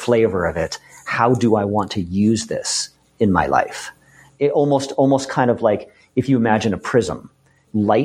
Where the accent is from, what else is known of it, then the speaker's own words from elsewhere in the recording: Boston, Massachusetts, United States; I grew up in Boston